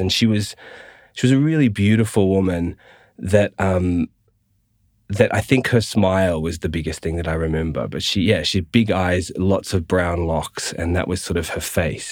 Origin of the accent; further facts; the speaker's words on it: Gold Coast, Queensland, Australia; we moved down to the Gold Coast, uh, and I, I, did all my schooling and stuff there with mum and my brother.